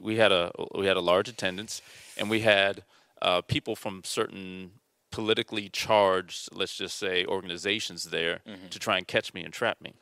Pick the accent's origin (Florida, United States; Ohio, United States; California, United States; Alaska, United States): California, United States; Mission Viejo; we were raised in South Orange County in, in Mission Viejo